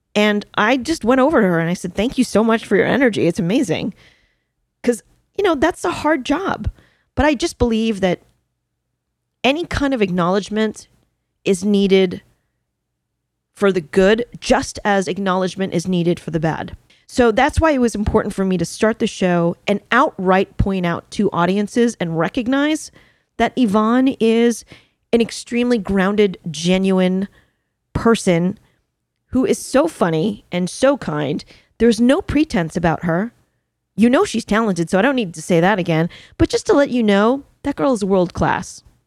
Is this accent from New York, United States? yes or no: yes; New York, United States; I'm a New Yorker